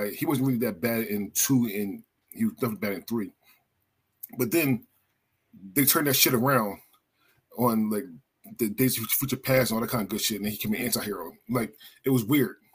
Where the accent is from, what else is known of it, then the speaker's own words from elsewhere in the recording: Philadelphia, Pennsylvania, United States; moved away; so I'm originally from Philadelphia